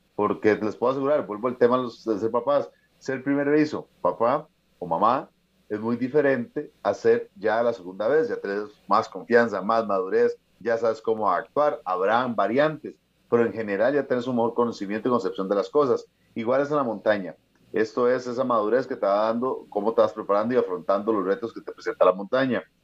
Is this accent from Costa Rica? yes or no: yes; Costa Rica; soy el único costarricense